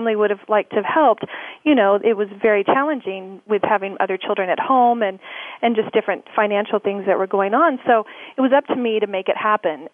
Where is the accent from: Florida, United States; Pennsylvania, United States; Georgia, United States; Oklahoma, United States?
Oklahoma, United States; I grew up in Oklahoma. I'm an Oklahoma girl